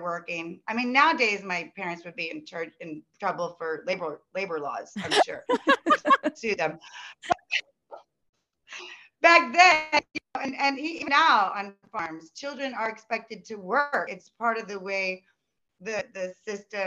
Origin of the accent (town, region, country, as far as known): Midwest, United States; born or raised there; moved away as an adult; also born or lived in Los Angeles, United States